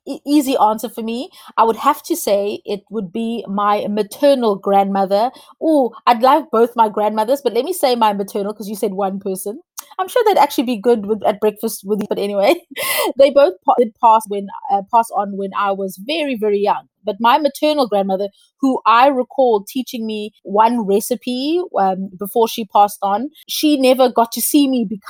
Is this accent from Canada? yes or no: no; South Africa; I'm South African